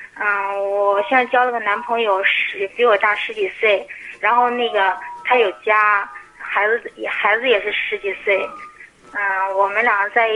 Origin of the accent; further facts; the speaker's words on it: Jinan, Shandong, China; 我是济南的，二十五岁。